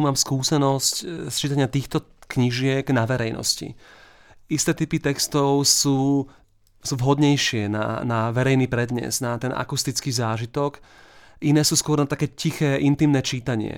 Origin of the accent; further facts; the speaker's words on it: Bratislava, Bratislava Region, Slovakia; ja som z Bratislavy, máme tu s manželkou a malým dieťaťom iba taký jednoizbový byt